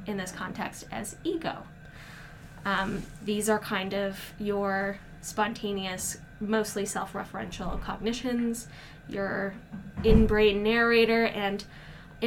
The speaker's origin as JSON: {"language": "English", "region": "Midwest", "country": "United States", "said": "I'm from the Midwest, and so sometimes I talk really fast"}